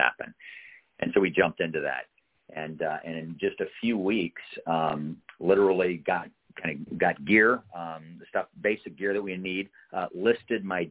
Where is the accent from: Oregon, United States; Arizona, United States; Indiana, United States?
Oregon, United States; Eugene; I grew up in Eugene, Oregon